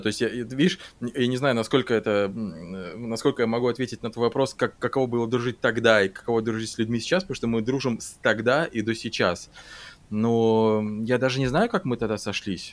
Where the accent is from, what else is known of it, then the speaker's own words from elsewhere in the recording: Saint Petersburg, Russia; moved away as an adult; now in Germany; основное количество друзей остались в Питере